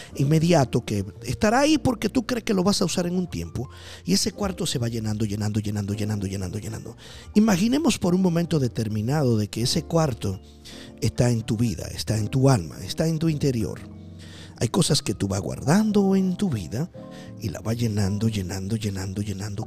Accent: Dominican Republic; Yo soy de la República Dominicana

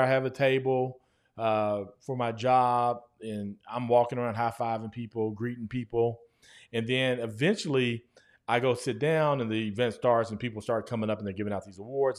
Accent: Guthrie, United States; moved away; when I first moved back to my hometown, Guthrie, America

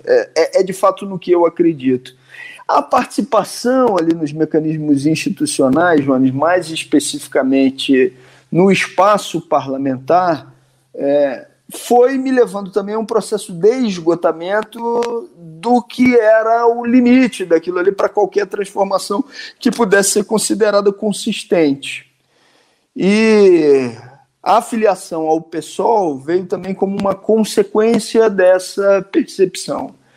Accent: Nova Friburgo, Rio de Janeiro, Brazil; uma cidade chamada Nova Friburgo, que é a minha cidade natal

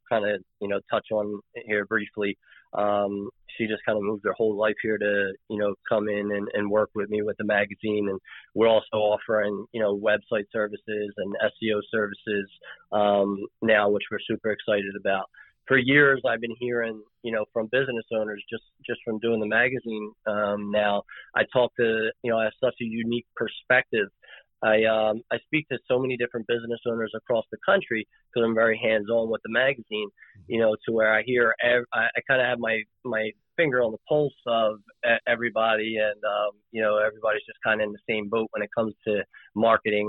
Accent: Philadelphia, Pennsylvania, United States; Born and raised in Philly

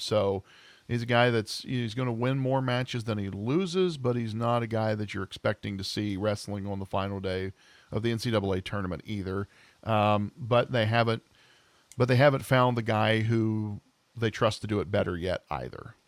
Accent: Southern Ohio, United States; born and raised in Southern Ohio

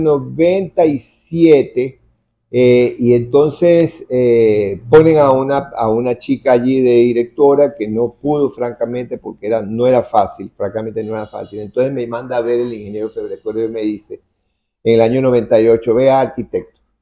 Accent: Guayaquil, Guayas, Ecuador

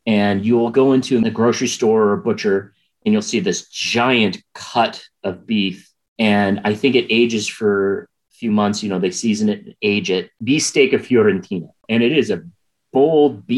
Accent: St. Louis, Missouri, United States; moved away; I grew up in St. Louis, Missouri

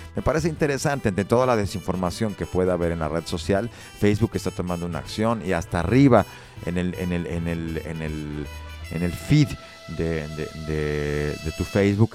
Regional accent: Mexico; como mexicanos, pues hemos nacido, nos hemos desarrollado, hemos crecido

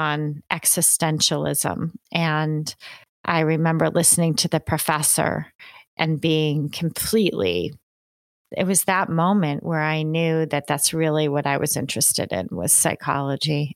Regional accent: New York, United States; I grew up in the country in New York State

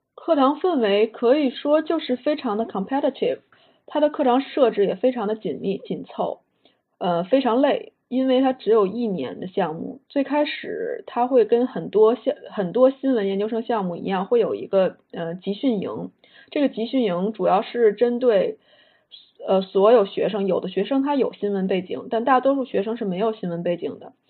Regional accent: Beijing, China; moved away as an adult; also born or lived in United States; 我是北京人，所以我在北京接受的就是小学、初中、高中的教育

